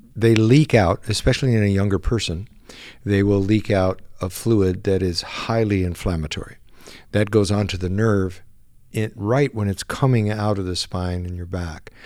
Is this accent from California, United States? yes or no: yes; San Diego, California, United States; I was born and raised in San Diego